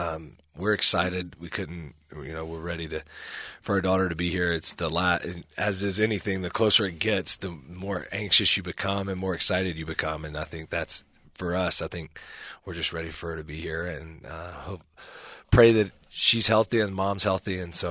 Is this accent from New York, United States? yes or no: no; Birmingham, Alabama, United States; now in Provo, United States; I tell people all the time, I come from the Bible Belt in Birmingham and south in the southeastern United States, so very conservative part of the country.